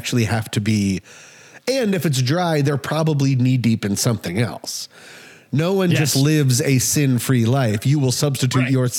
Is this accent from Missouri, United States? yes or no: no; Colorado, United States; cause I grew up in Colorado